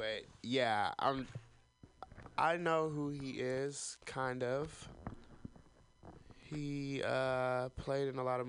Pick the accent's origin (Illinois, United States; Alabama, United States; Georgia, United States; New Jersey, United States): Alabama, United States; I'm from Alabama.